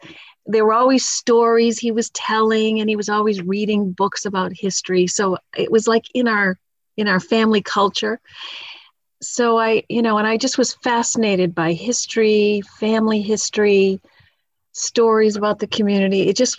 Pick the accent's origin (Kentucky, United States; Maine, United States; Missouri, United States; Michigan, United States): Maine, United States; Lewiston; moved away as an adult; now in Massachusetts, United States; I grew up in Lewiston, Maine, and my father was an attorney. My mom was a stay-at-home mom. There were four of us in the family.